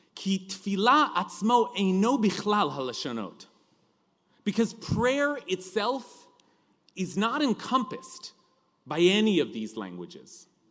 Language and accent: English; California, United States; accent: California drawl; my accent, that, that California drawl